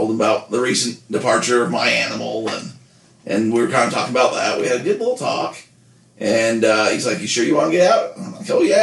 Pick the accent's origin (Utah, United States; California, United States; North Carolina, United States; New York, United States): Utah, United States; I'm from Utah